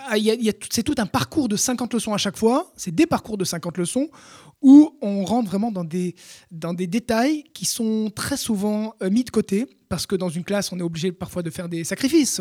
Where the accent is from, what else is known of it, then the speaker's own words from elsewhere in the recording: France; first language French; nous, Français, on aime notre langue maternelle